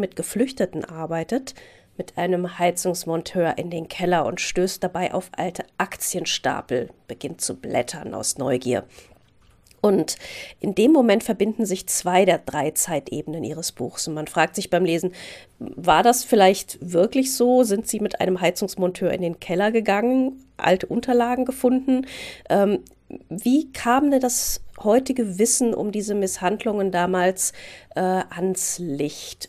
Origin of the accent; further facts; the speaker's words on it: Frankfurt, Hesse, Germany; Ich bin ja auch Wessi, Frankfurterin.